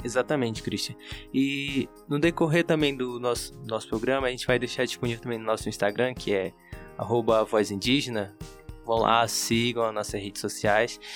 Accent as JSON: {"language": "Portuguese", "town": "Amaturá", "region": "Amazonas", "country": "Brazil", "said": "eu sou do município de Amaturá, do interior do Amazonas, sou do povo Cambeba"}